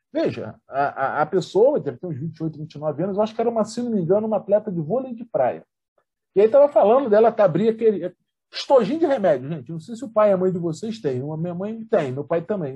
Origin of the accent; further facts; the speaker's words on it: São Gonçalo, Rio de Janeiro, Brazil; brasileira de São Gonçalo, na minha terra